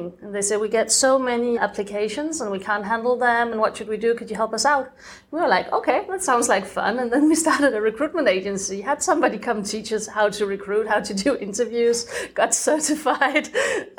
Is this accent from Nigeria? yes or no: no; Denmark; moved away as an adult; also born or lived in France; I'm from Denmark, and I think my growing up was pretty normal.